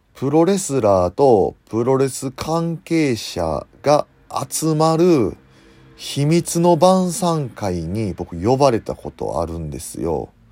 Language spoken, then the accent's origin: Japanese; Osaka, Japan; accent: Osaka dialect; 大阪の、大阪のどこの出身な西成です